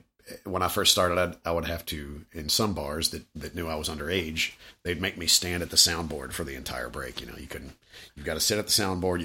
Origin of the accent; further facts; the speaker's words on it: Louisville, Kentucky, United States; I was born and raised in Louisville.